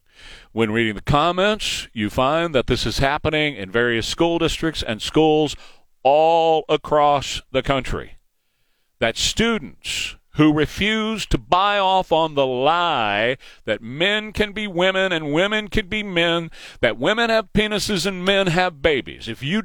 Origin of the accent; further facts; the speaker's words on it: Texas, United States; now in Chicago, United States; My girlfriend and I are listening up here in Chicago. We are both from Texas, Corpus Christi and El Paso.